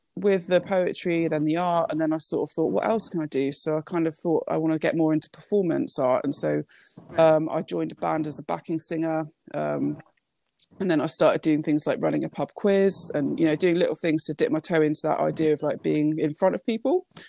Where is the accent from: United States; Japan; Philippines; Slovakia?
Japan; I was born in Japan